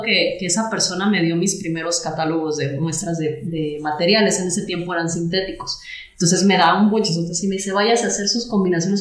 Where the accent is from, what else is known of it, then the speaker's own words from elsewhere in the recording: Rioverde, San Luis Potosí, Mexico; moved away as an adult; yo soy de Río Verde